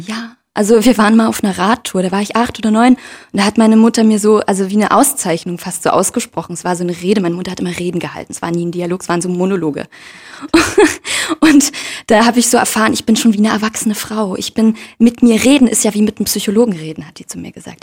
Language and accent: German; Leipzig, Saxony, Germany; ich bin in Leipzig aufgewachsen und in einem sogenannten Brennpunktviertel